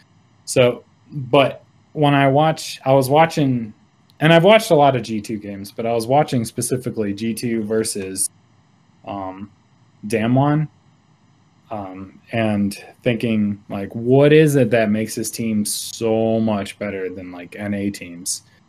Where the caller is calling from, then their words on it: Laramie, Wyoming, United States; also born or lived in Chicago area; I'm calling from Laramie, Wyoming.